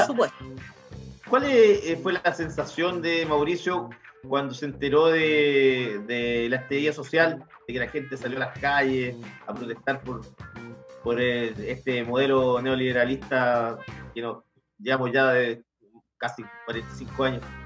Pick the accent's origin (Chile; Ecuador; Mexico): Chile; como chilenos